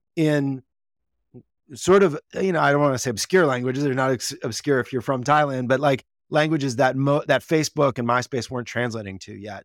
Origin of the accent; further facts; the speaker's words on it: Wisconsin, United States; moved away as an adult; also born or lived in Washington, D.C.; now in California, United States; I'm a Midwesterner at heart. I grew up in Wisconsin, uh, for most of my, you know, teenage years